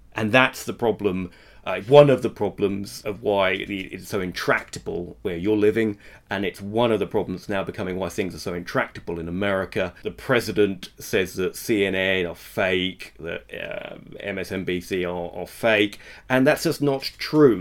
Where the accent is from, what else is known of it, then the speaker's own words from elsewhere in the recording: England, United Kingdom; I'm English